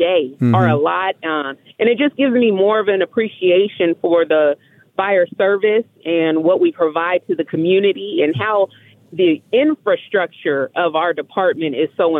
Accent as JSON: {"language": "English", "town": "San Diego", "region": "California", "country": "United States", "moved": "yes", "lives_now": "Las Vegas, United States", "said": "I'm originally from San Diego, California"}